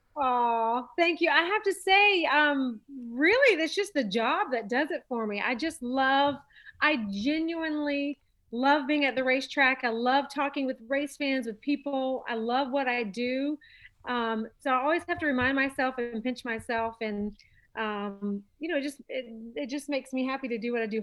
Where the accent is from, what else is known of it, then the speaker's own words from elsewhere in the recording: Charlotte, North Carolina, United States; also born or lived in Los Angeles, California; I'm born and raised in Charlotte